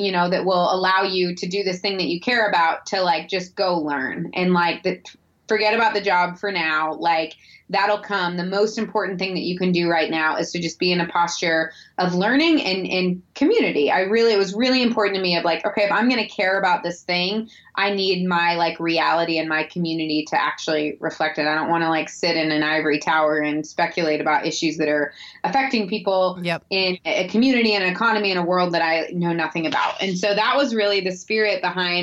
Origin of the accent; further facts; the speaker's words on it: St. Louis, Missouri, United States; I grew up in Missouri, in St. Louis, actually.